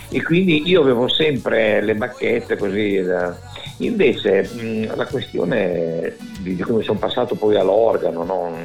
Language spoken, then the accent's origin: Italian; Bologna, Emilia-Romagna, Italy; also born or lived in Milan; sono nato a Milano, poi dopo alla tenera età di quattro, cinque anni, mi ricordo, mio papà è venuto a lavorare a Bologna